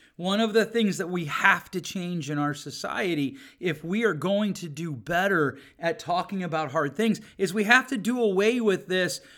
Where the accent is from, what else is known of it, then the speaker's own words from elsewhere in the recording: United States; I was born in America